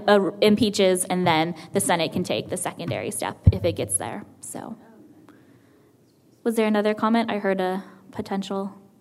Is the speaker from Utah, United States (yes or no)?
no; California, United States; I'm from California originally, so we have the legislature that meets up in Sacramento.